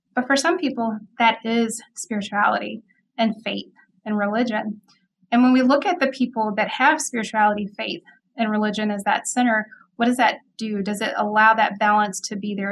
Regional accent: Mississippi, United States; moved away as an adult; also born or lived in Memphis, Tennessee / Fort Carson, Colorado; now in Madison, United States; I'm originally from Mississippi, and so I grew up in Mississippi.

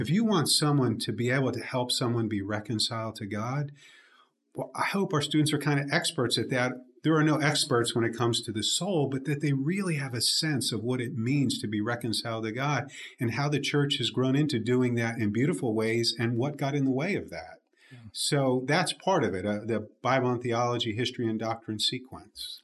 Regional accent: Jersey Shore, New Jersey, United States; now in Birmingham, United States; grew up in the at the Jersey Shore, not the one people hear about on MTV

